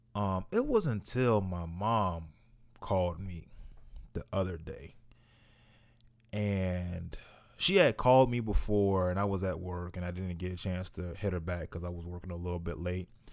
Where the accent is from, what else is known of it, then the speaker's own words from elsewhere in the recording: United States; here in the US speaking as a black man